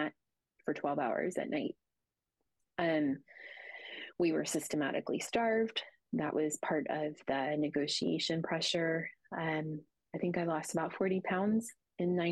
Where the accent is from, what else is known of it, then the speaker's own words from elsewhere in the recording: United States; being an American woman